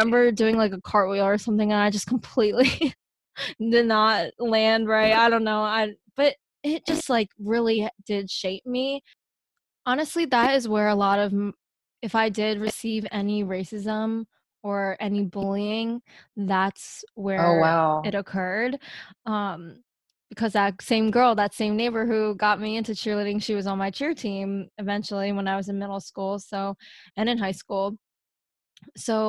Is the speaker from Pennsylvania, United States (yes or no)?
yes; Pennsylvania, United States; also born or lived in Seoul, South Korea; I am from Pennsylvania